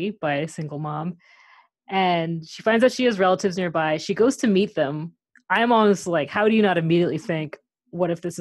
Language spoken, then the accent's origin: English; Maine, United States; moved away; I'm currently staying at a farmhouse in my hometown in Maine